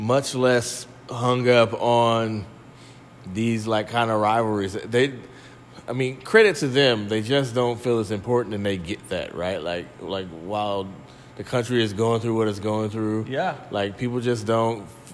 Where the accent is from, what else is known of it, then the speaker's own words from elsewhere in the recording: Oakland, California, United States; I grew up in Oakland Athletic League, where your bus might get flipped over